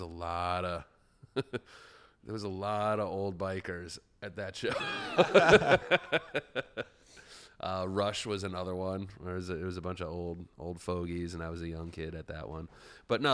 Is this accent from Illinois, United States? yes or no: yes; Chicago, Illinois, United States; back when we were in high school, growing up in the South Side.